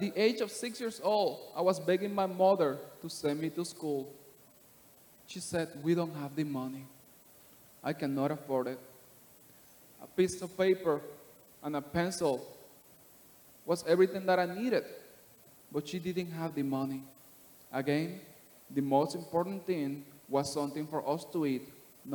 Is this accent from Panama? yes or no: yes; Panama City, Panama; moved away; I'm from Panama City, Panama. I was born and raised in the slums, in the ghetto